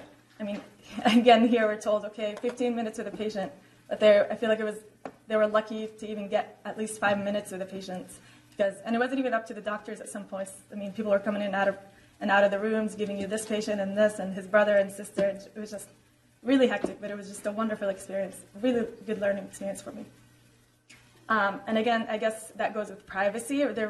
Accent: Jordan; I mean, even for me, I am from Jordan, but I've never been in a refugee camp before, and I've never been in a situation like this.

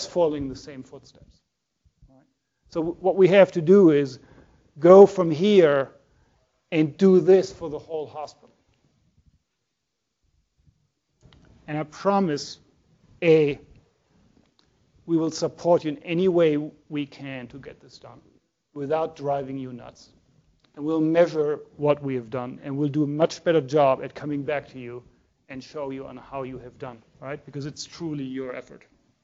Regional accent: Germany; moved away; I'm from Germany

